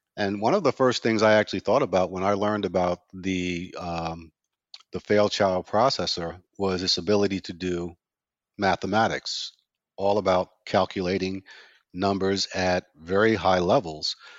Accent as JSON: {"language": "English", "town": "New York City", "region": "New York", "country": "United States", "tie": "born or raised there"}